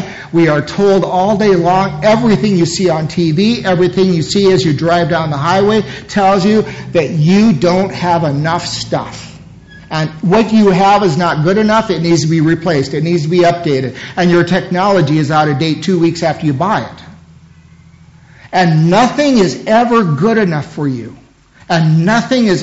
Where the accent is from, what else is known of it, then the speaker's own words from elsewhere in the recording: United States; as American Christians